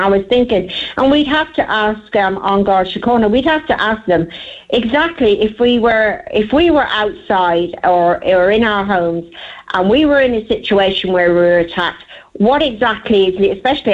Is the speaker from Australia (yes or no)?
no; Ireland; moved away as an adult; also born or lived in Texas; I'm a girl from Ireland